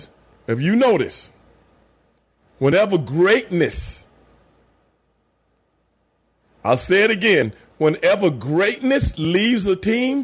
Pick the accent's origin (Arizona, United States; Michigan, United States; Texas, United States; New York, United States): Texas, United States; Houston; born or raised there